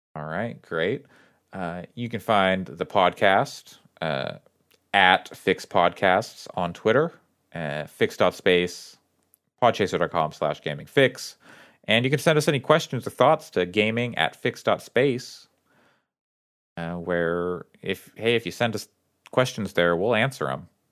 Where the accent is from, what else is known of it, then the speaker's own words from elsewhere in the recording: town across the river from Springfield, Oregon, United States; It's, it's the town across the river from my hometown